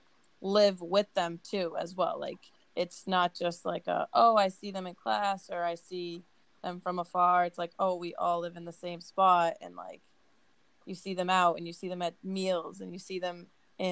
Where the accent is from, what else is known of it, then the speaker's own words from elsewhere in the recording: Worcester, Massachusetts, United States; I'm from Worcester, Mass. Second largest city in New England, I believe, right after Boston. Yeah, grew up here.